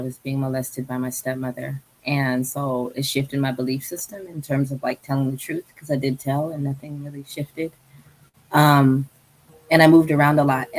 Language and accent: English; San Francisco, California, United States; But I grew up on South Market most of the time, and I lived in South San Francisco.